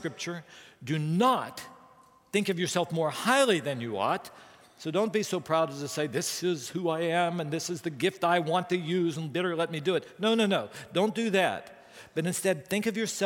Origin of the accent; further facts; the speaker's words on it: West Virginia, United States; I grew up in West Virginia